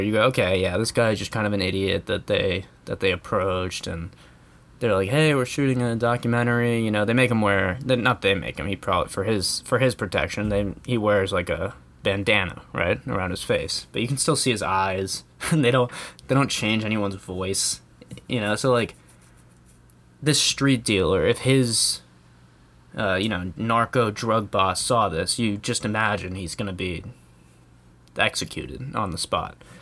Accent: United States; as an American

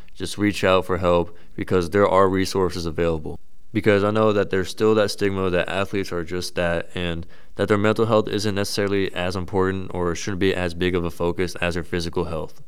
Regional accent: Frisco, Texas, United States; moved away as an adult; now in Worcester, United States; I'm actually originally from Frisco, Texas, which is about fifteen hundred miles away, so I'm a little far from home

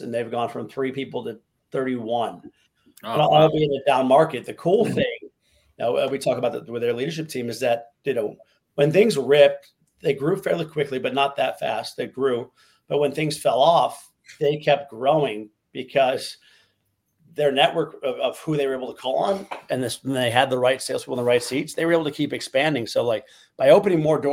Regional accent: Chicago, Illinois, United States; moved away as an adult; now in Miami, United States; I moved down to Miami, but I'm from Chicago

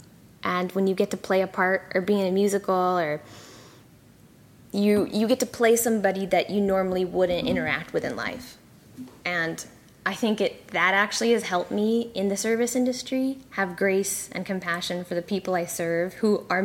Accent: California, United States; also born or lived in Malaysia / Singapore / Saudi Arabia; now in Austin, United States; I grew up in California. That's like most of my memory

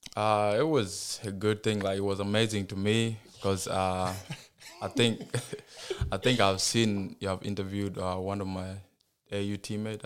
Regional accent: South Sudan; now in United States; I was born in South Sudan

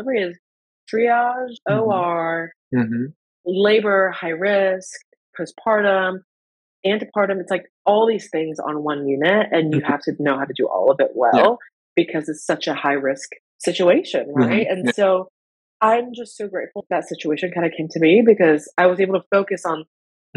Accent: United States; when I was growing up in the States and not having proper health insurance

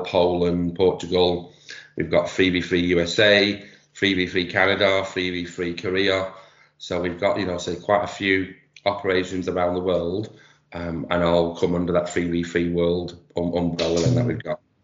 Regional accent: Manchester, North West England, United Kingdom; accent: Manchester; I've been doing 3v3 in Manchester, you can probably tell from my accent

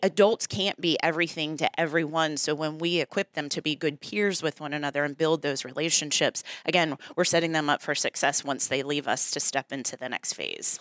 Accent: Newport News, Virginia, United States; So I grew up in Newport News, actually. Went to all of the Newport News public schools

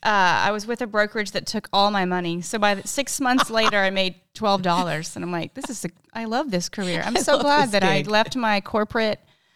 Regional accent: South Texas, United States; I grew up in South Texas

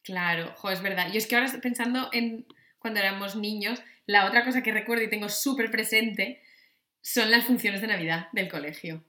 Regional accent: Asturias, Spain

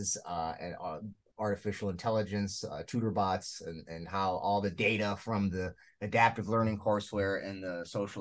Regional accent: Illinois, United States; my home state of Illinois

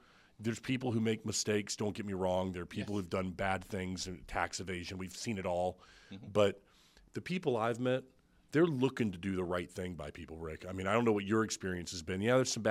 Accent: Brandon, Florida, United States; I grew up in Brandon, okay?

